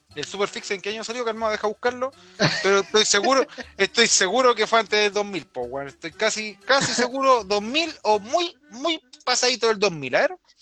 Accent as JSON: {"language": "Spanish", "country": "Chile", "said": "Orgullos como, como chilenos"}